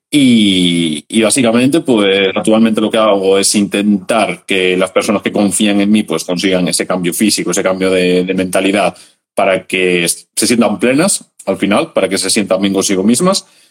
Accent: Galicia, Spain; soy un chaval de Galicia

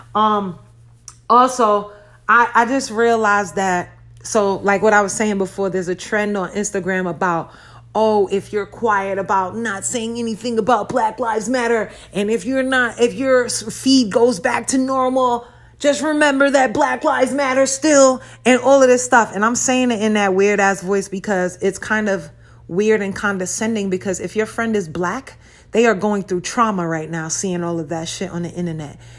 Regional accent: New York City, New York, United States; now in Las Vegas, United States; I'm from Brooklyn.

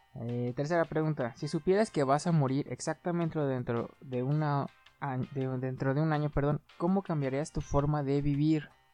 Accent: Aguascalientes, Mexico; soy de aquí de Aguascalientes

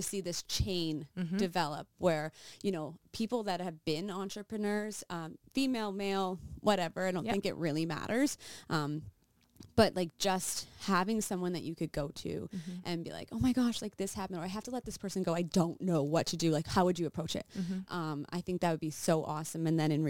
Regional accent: Regina, Saskatchewan, Canada; also born or lived in United States; We lived here and then my parents all moved to the States.

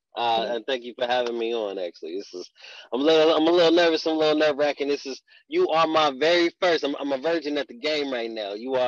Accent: Texas, United States; born there; also born or lived in Germany / Alaska, United States; You know, in my bio, it says I'm a self-proclaimed Army brat. I was born in Texas. My dad was in the military, so I've literally been everywhere. Lived overseas in Germany.

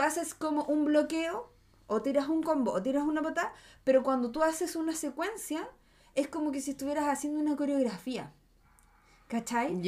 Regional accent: Chile; mi pueblo es Chile

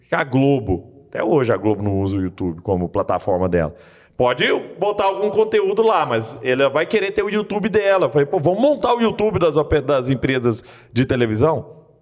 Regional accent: Rio de Janeiro, Brazil; now in Belo Horizonte, Brazil; Eu vim do Rio, cara, assim, tipo, eu não conhecia ninguém aqui

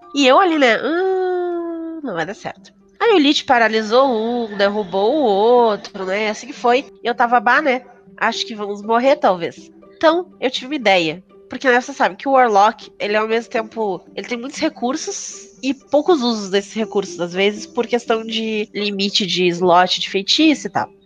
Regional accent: Porto Alegre, Rio Grande do Sul, Brazil; eu sou de Porto Alegre

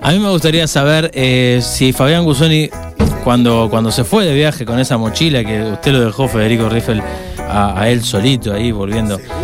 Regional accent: Argentina; yo soy un argentino

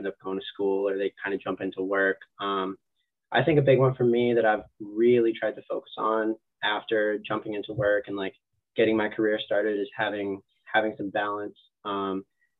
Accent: New Hampshire, United States; moved away as an adult; now in Massachusetts, United States; I grew up in New Hampshire.

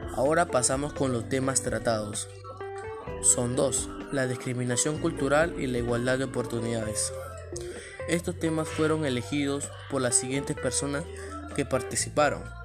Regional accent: Peru; como ciudadanos peruanos

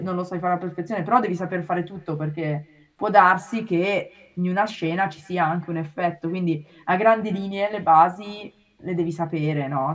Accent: Milan, Lombardy, Italy; moved away as an adult; now in Japan; io sono di Milano, ho fatto il liceo classico

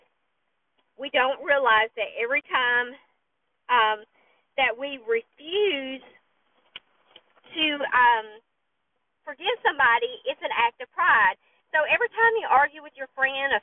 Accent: the South, United States; I'm from the South, and there's an unspoken rule here

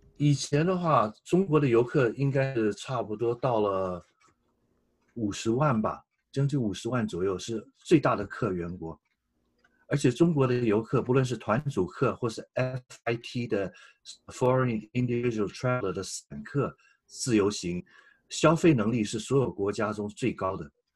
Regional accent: Taiwan; moved away as an adult; now in Australia; 我是台湾来的中国人

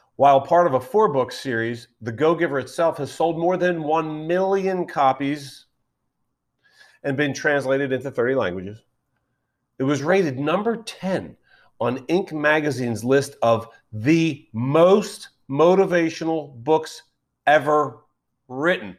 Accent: Philadelphia, Pennsylvania, United States; I'm from Philadelphia

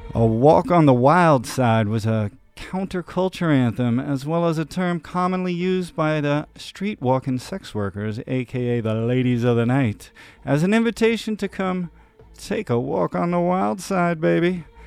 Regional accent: New York, United States; born or raised there; now in Israel

